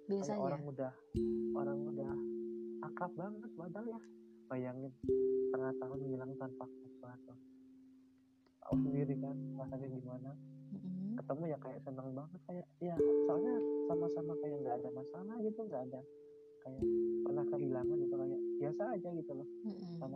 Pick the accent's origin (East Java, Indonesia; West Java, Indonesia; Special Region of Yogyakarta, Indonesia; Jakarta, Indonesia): West Java, Indonesia; Bandung; ya baru ini aku ngajakin pokoknya yuk makan di Kota kotaku gitu